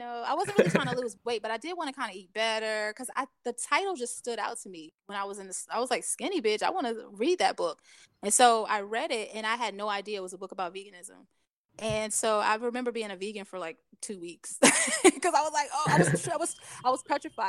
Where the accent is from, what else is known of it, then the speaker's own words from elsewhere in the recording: Hampton Roads, Virginia, United States; I grew up in Hampton Roads and I lived like literally probably like 15 minutes from PETA